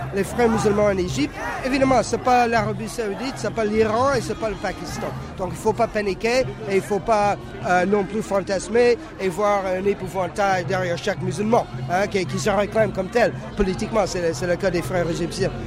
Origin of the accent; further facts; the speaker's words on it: Canada; first language English; French is a second language; now in France; Je suis anglophone d'origine, mais je viens du Canada.